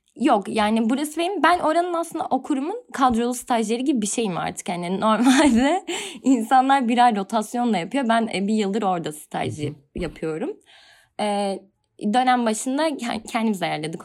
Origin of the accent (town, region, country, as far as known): Kütahya, Turkey; moved away as an adult; now in Istanbul, Turkey